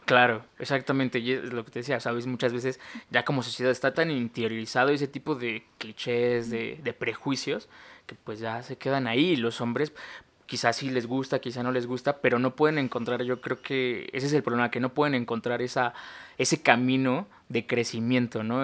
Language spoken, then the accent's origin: Spanish; Mexico; crecer como un niño en México